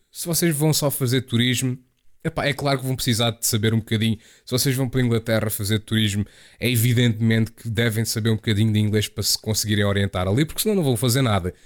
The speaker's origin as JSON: {"language": "Portuguese", "country": "Portugal", "also_born_or_lived": "Chatham, England", "moved": "as an adult", "said": "quando eu saí de Portugal"}